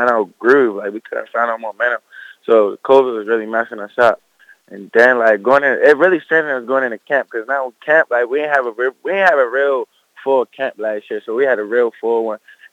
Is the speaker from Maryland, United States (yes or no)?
yes; Baltimore, Maryland, United States; also born or lived in Edgewood, Maryland; originally I'm from Baltimore